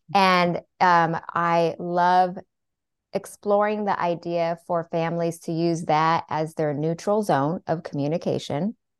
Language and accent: English; Seattle, Washington, United States; I was born and raised in Seattle